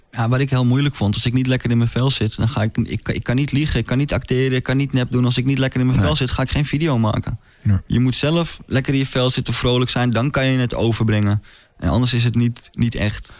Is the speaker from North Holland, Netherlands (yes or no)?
yes; Amsterdam, North Holland, Netherlands; ik, ik kom uit Amsterdam